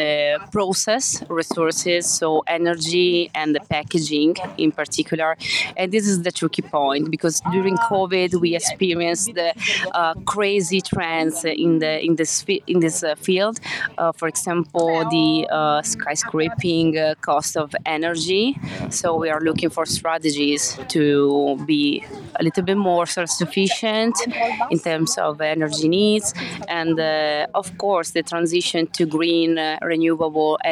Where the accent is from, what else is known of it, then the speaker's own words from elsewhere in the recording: Forlì, Emilia-Romagna, Italy; I come from Forlì, a little town in the north of Italy